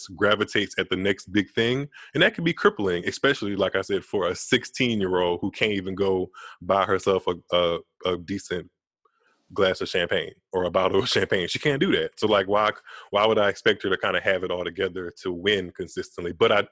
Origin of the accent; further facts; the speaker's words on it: United States; I'm American